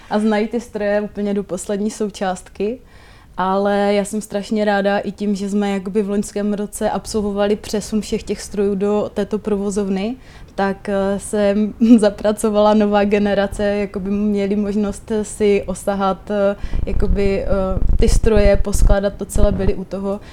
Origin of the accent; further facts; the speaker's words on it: Palkovice, Moravian-Silesian Region, Czechia; v mé rodné vesnici eh, Palkovicích, v Palkovicích se má zavírat výroba vlněných přikrývek